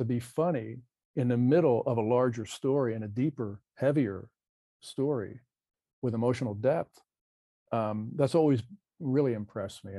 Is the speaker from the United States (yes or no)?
yes; New Jersey, United States; now in California, United States; I'm from there, and it shows, you know, that I'm from Jersey